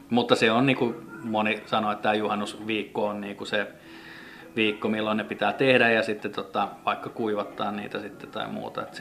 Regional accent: Finland; me ollaan kasvettu kai täällä Suomessa niin jotenkin siihen koivun tuoksuun

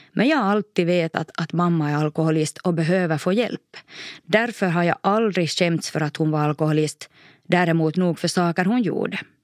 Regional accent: Korsholm, Ostrobothnia, Finland; also born or lived in Maxmo; vardagen hemma i Toby Korsholm ändå trygg

